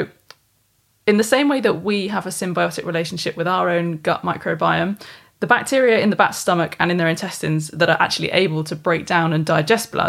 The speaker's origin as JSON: {"language": "English", "country": "United Kingdom", "said": "as British"}